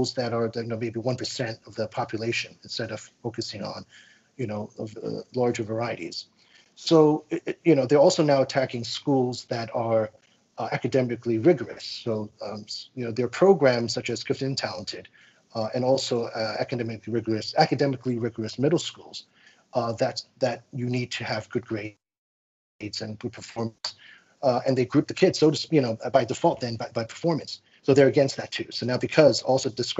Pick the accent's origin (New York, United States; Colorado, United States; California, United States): New York, United States; New York City; I'm from New York City. I'm a public school parent. I grew up in New York City.